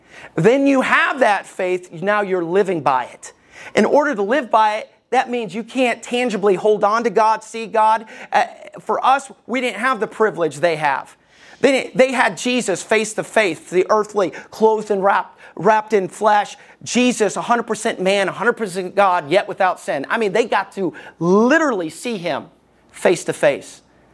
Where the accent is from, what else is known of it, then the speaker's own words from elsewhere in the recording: Alabama, United States; Everybody knows, if you know me, I grew up in Alabama. I just don't sound like it.